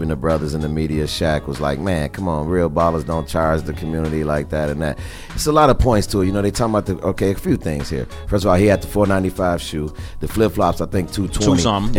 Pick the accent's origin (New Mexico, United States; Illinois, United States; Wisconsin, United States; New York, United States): Illinois, United States; Chicago; I'm Chicagoan, born and raised